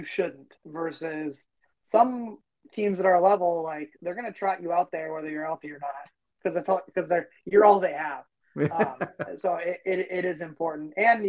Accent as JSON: {"language": "English", "region": "Minnesota", "country": "United States", "said": "us being all Minnesotan"}